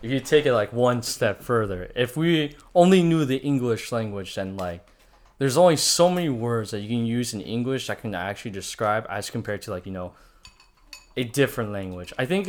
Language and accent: English; United States; as an American